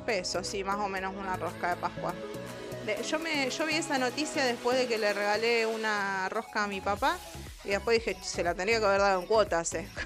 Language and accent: Spanish; Argentina; país que está en el fin del mundo, que somos nosotros, argentinos